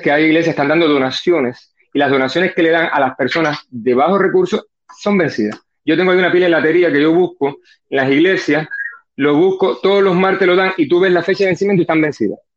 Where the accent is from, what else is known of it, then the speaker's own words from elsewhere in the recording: Ciego de Ávila, Cuba; now in United States; soy de soy de Ávila